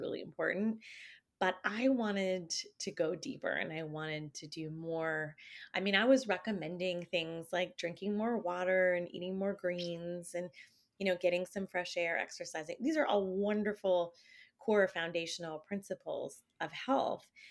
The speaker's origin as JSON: {"language": "English", "country": "Canada", "said": "I'm not from here. I'm, no, I'm Canadian"}